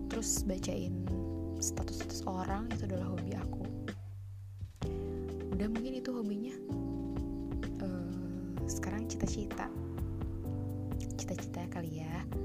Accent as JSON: {"language": "Indonesian", "town": "Sukabumi", "region": "West Java", "country": "Indonesia", "tie": "born or raised there", "said": "Aku berasal dari kota Sukabumi."}